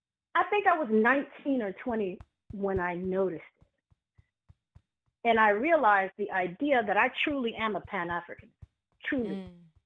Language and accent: English; Toronto, Ontario, Canada; moved away as an adult; now in Atlanta, United States; I am calling from Atlanta, Georgia, but I grew up in Toronto, Canada.